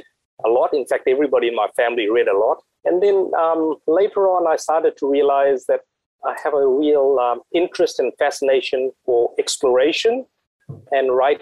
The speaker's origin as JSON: {"language": "English", "country": "Fiji", "tie": "born or raised there", "moved": "as an adult", "lives_now": "New Zealand", "said": "I was actually born and raised in the Fiji Islands, which are small islands in the South Pacific"}